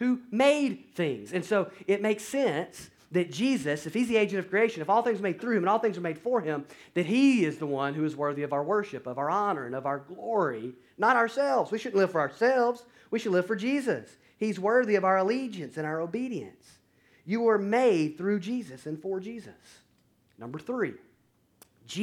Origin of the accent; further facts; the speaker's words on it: North Alabama, United States; moved away; I went back home to where I grew up in North Alabama to be with family for Thanksgiving